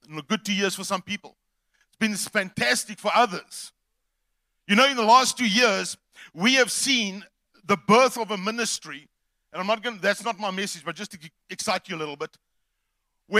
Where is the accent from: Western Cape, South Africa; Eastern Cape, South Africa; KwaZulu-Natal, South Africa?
Eastern Cape, South Africa; East London; We're from the Eastern Cape, East London to be specific